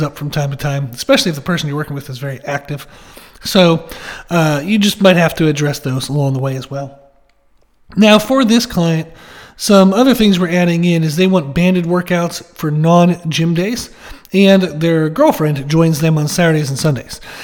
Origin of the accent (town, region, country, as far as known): United States